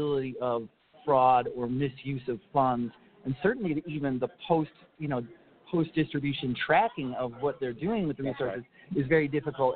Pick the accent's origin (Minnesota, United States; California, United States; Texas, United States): Minnesota, United States; Minneapolis–Saint Paul; my hometown of the Twin Cities